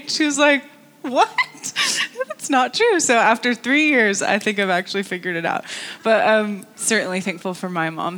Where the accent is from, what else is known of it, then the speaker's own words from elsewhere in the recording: North Carolina, United States; moved away as an adult; also born or lived in California; now in Antrim, United Kingdom; I live in Antrim. I am originally from North Carolina.